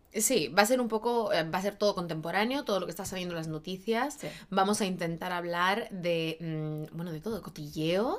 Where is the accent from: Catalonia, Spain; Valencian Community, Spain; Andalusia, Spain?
Catalonia, Spain; Barcelona; also born or lived in Madrid, Spain; now in Los Angeles, United States; Yo nacida, criada en España, catalana de origen, técnicamente en Barcelona, pero luego en Madrid y luego eh, aquí